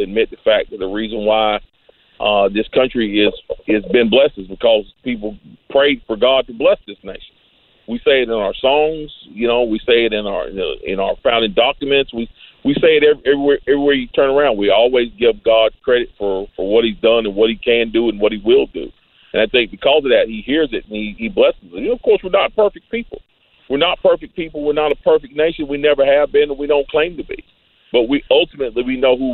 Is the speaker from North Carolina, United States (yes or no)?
yes; Greensboro, North Carolina, United States; born or raised there